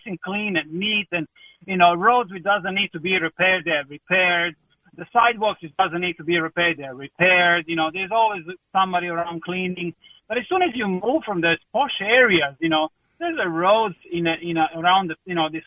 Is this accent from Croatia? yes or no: yes; Croatia; now in Ireland; I'm from Croatia